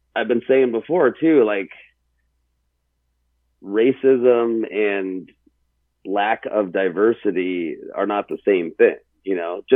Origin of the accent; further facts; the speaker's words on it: Pennsylvania, United States; moved away; growing up in Pennsylvania and living through middle school and part of high school in a very small 99.5% white town